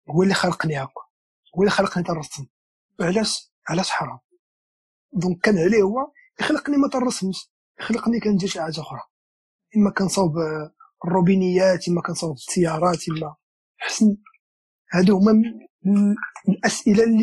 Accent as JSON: {"language": "Arabic", "town": "Marrakesh", "region": "Marrakesh-Safi", "country": "Morocco", "tie": "born or raised there", "said": "فاش كنت انا صغير كنت انا ولد مراكش ولد ولد المدينه القديمه قريت في واحد بريمير ابتدائيه سميتها ميمونه ام المؤمنين"}